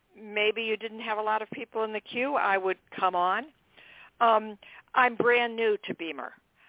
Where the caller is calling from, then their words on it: Boston, Massachusetts, United States; I'm calling from Boston.